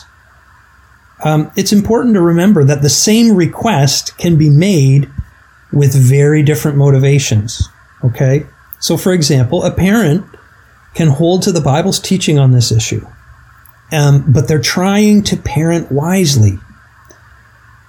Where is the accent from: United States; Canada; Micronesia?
Canada; I'm Canadian